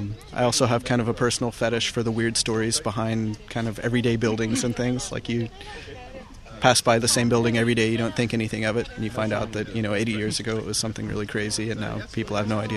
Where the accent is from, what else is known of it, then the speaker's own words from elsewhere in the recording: Lubbock, Texas, United States; I'm originally from Lubbock, Texas, and then lived in Dallas for a while and wound up here.